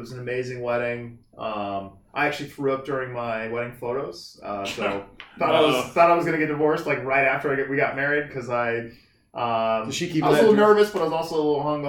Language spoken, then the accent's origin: English; Kansas, United States; now in California, United States; my family's from Kansas. I grew up in Kansas. Got Midwestern like Iowa and Nebraska relatives.